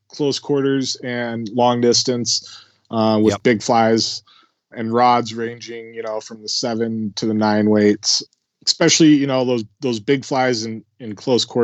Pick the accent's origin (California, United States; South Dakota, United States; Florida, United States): South Dakota, United States; I grew up in South Dakota